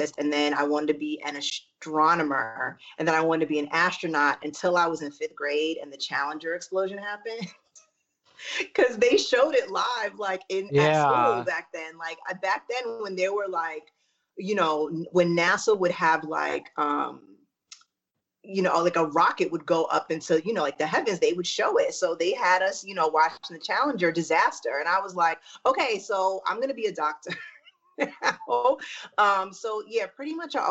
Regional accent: New York, United States; moved away as an adult; also born or lived in Syracuse, New York / Texas; now in Los Angeles, United States; I'm originally from New York. I was born in Syracuse, and then we left to go to Texas. And I grew up in Texas and New York, like went back and forth until I was like 13. And then I moved to New York City for good.

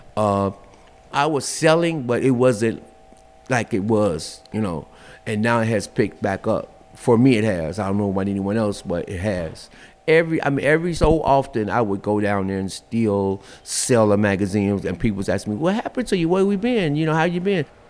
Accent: Chicago, Illinois, United States; Born and raised in Chicago, uh, um, um, in my younger years, uh, I was on the west side.

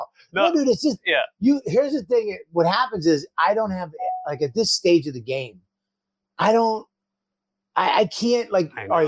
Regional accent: Medford, Massachusetts, United States; I'm 51. I'm from Medford, Massachusetts.

